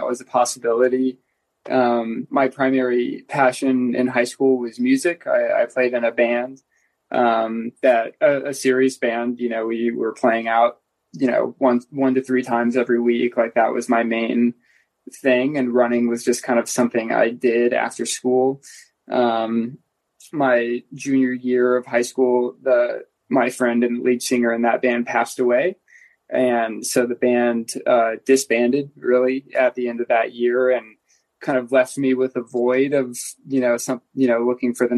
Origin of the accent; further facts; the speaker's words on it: Indiana, United States; moved away as an adult; now in Boulder, United States; I'm from Indiana